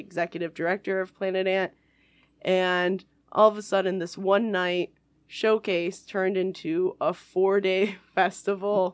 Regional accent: Macomb County, Michigan, United States; also born or lived in Ann Arbor / Ferndale; I was raised in Macomb County

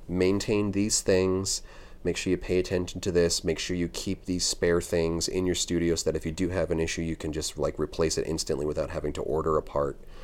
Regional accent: United States; as an American piercer

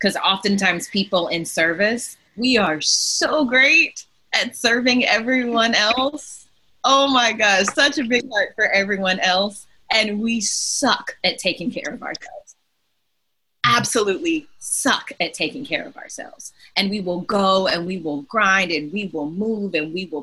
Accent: Texas, United States; I'm a Texan

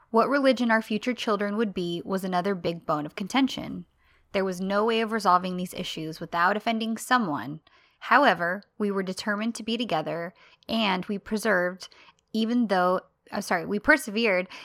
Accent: Northern Ireland, United Kingdom; I grew up in North Ireland during the Troubles. For my entire childhood and teens, there was violence and conflict based around religious and cultural differences between Catholics and Protestants.

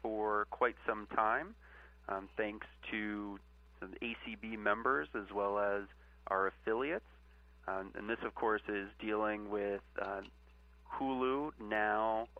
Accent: Annapolis, Maryland, United States; moved away as an adult; now in Washington, D.C., United States; I'm originally from Annapolis, Maryland

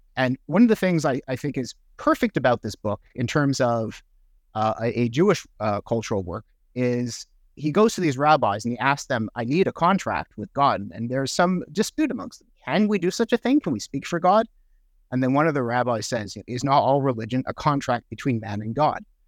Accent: Montreal, Quebec, Canada; first language English; moved away as an adult; also born or lived in Sackville, New Brunswick / Toronto; I grew up English in Montreal in the eighties and nineties.

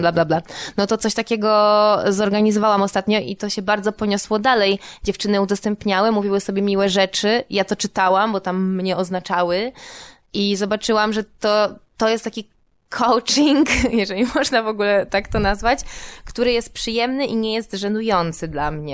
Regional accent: Warsaw, Masovian Voivodeship, Poland; jestem z Warszawy, no więc Mazowiecka była dla mnie jakimś też elementem dorastania

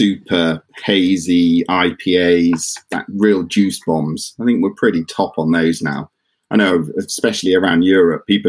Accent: Dartmoor, Devon, South West England, United Kingdom; moved away; also born or lived in Bristol; I grew up on Dartmoor in Devon

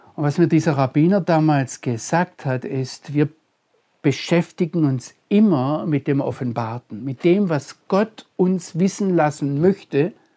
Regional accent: Germany; als Deutscher und als Christ

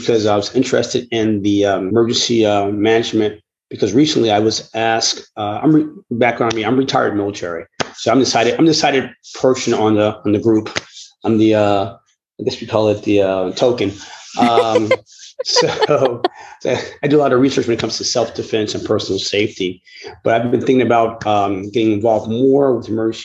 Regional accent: New York City, New York, United States; Born and raised in the Bronx.

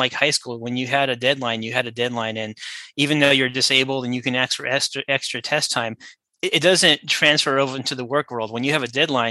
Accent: Southern California, United States; I grew up in Southern California

